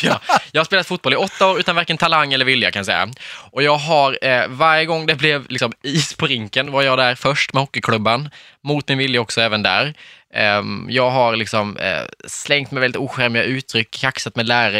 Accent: Värnamo, Jönköping County, Sweden; moved away; Och det finns en liksom, krog i Värnamo där jag är ifrån.

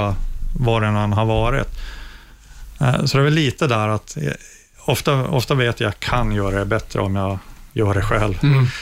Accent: Luleå, Norrbotten County, Sweden; jag växte upp i Luleå eh, i ett villakvarter

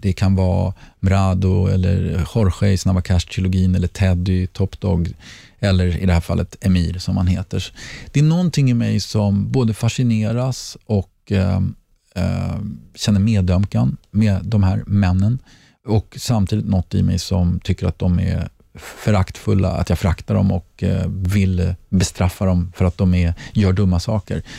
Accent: Sweden; moved away as an adult; also born or lived in Mallorca; bor vi hemma i Sverige igen

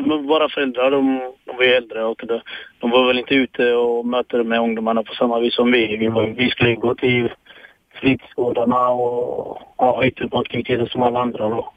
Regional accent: Sweden; also born or lived in Eritrea; Jag växte upp i en liten ort i Småland.

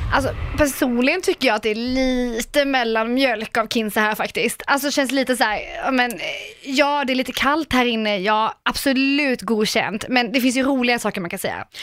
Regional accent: Karlskrona, Blekinge, Sweden; moved away; jag är ju småstadstjej, alltså 110 Jag kommer från Karlskrona.

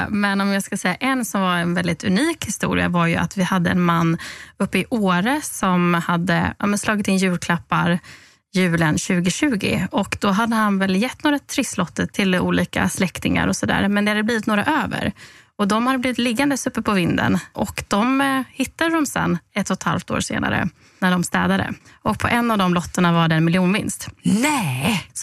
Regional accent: Halmstad, Halland County, Sweden; now in Stockholm, Sweden; Eh, ja, jag är född och uppvuxen i Halmstad på västkusten. Jag eh, Bott i Stockholm sedan ungefär tio år tillbaka.

